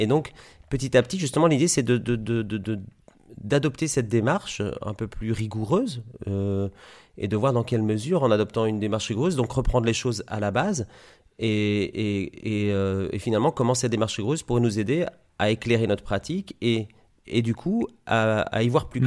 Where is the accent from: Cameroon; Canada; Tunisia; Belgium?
Belgium; Liège, Wallonia; moved away as an adult; also born or lived in Italy / Granville, Normandy; now in Coutances, France; je suis né en Italie, c'est pour ça que j'ai un nom italien. Et j'ai grandi en Belgique. Et en Belgique, j'ai fait des études d'ingénieur, ce qu'on appelle ingénieur industriel, à Liège, là où j'habitais